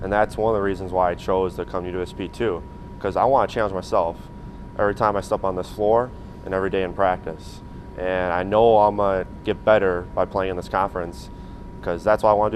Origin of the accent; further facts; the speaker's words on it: Wisconsin Rapids, Wisconsin, United States; moved away as an adult; also born or lived in Oshkosh, Wisconsin / Albany, New York; I grew up in Wisconsin Rapids